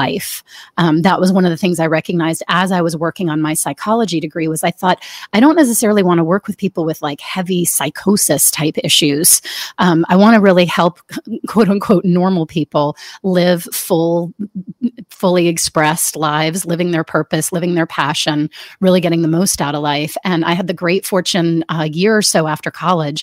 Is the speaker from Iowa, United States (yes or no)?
no; Washington, District of Columbia, United States; I grew up in the Washington, D.C. area